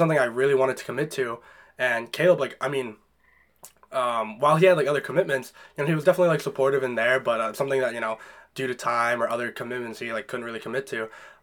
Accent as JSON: {"language": "English", "town": "Londonderry", "region": "New Hampshire", "country": "United States", "tie": "born or raised there"}